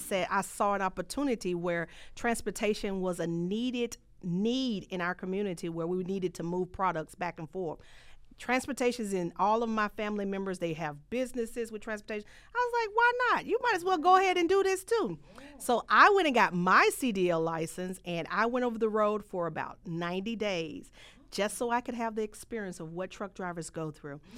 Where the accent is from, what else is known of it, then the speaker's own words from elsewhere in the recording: Holly Springs, Mississippi, United States; moved away; I come from a rural area. I'm a country girl. I come from Mississippi, Hollis Springs